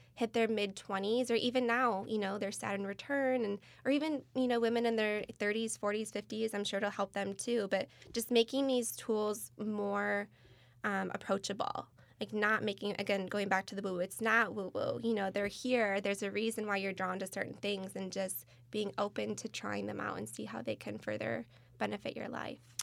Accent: Michigan, United States; moved away as an adult; now in California, United States; born and raised in the Midwest, originally from Michigan

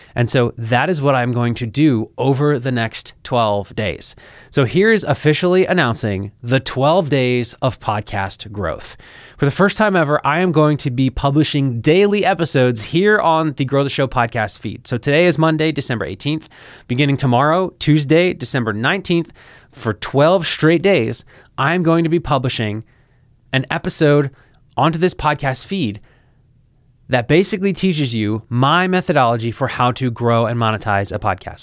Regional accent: Philadelphia, Pennsylvania, United States; moved away as an adult; now in Florida, United States; I literally moved a thousand miles away from my hometown in Philadelphia. I moved to Florida

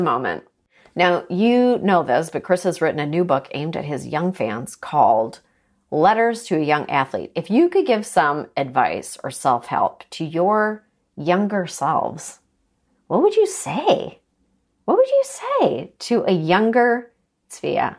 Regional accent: Toronto, Ontario, Canada; moved away; I grew up in Toronto.

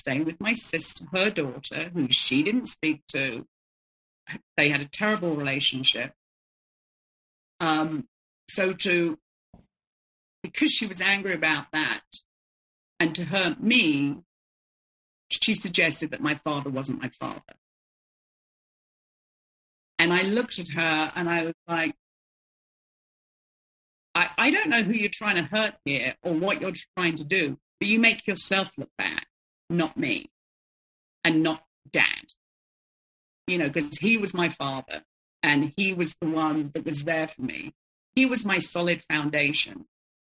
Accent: London, United Kingdom; I was growing up in the 70s and I was growing up in London

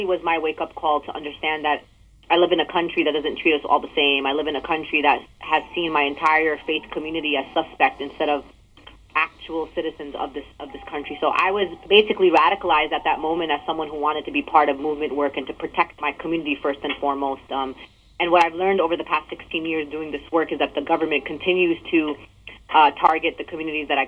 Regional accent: New York City, New York, United States; I'm a Muslim American born and raised in New York City in Brooklyn

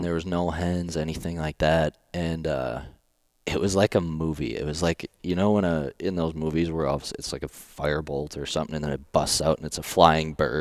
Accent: Wisconsin, United States; moved away; also born or lived in La Crosse, Wisconsin; I grew up in Wisconsin, went to college in La Crosse, Wisconsin

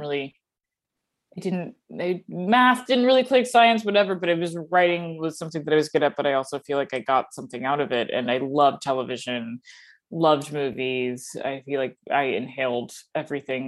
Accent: outside Atlanta, Georgia, United States; moved away; I grew up in Georgia, a little bit outside of Atlanta.

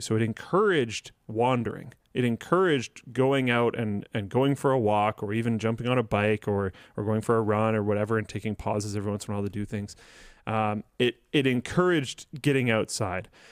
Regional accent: Canada

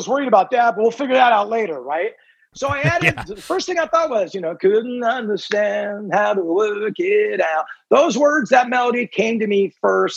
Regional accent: Southern California, United States; growing up in Southern California

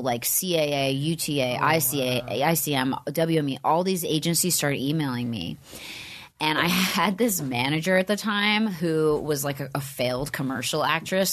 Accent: Upper Bucks County, Pennsylvania, United States; moved away; I grew up in like an outskirt part of Pennsylvania, Pennsylvania called Upper Bucks County.

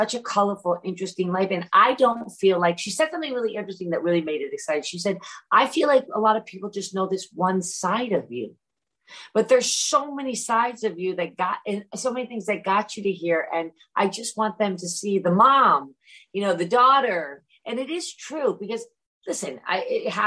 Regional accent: Great Barrington, Massachusetts, United States; moved away; also born or lived in London; when I grew up in Great Barrington

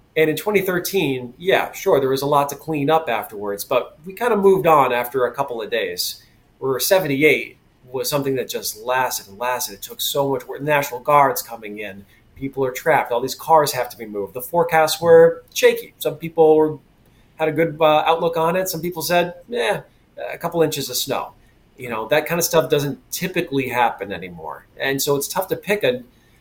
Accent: Western Massachusetts, United States; also born or lived in Connecticut; now in Boston, United States; growing up in Western Mass in Connecticut

